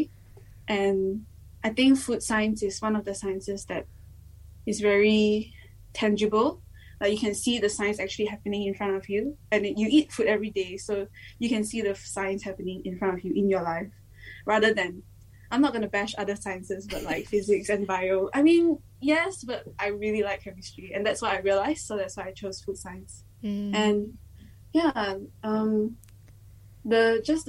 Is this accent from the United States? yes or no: no; Malaysia; moved away as an adult; now in Dunedin, New Zealand; I'm from Malaysia. I'm studying here, doing food science